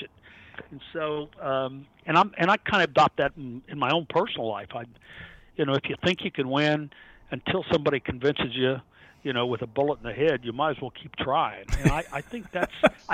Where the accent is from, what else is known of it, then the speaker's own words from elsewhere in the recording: United States; I grew up around River Downs